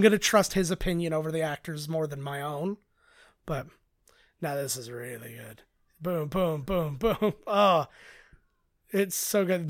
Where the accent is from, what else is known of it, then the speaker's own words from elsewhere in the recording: Canada; we're Canadian